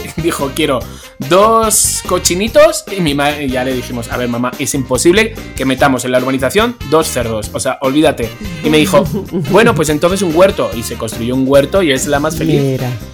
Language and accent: Spanish; Spain; como español lo vi con otros ojos